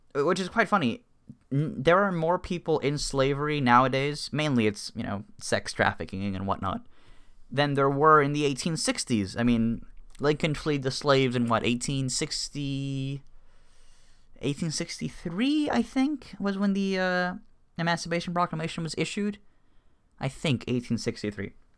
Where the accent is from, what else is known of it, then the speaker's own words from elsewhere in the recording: Cuba; moved away; I was born in Cuba, so I'm, you know, I'm Hispanic, and both my parents are Cuban